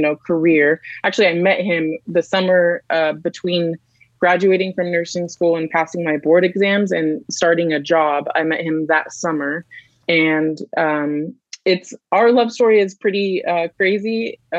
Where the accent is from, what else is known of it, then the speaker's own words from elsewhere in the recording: Canyonville, Oregon, United States; I wouldn't say it was the best education growing up in Douglas County for me.